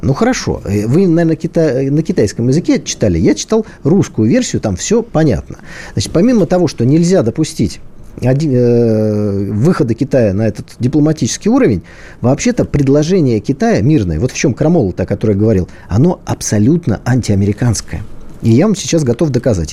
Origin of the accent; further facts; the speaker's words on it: Saint Petersburg, Russia; Я как человек из Питера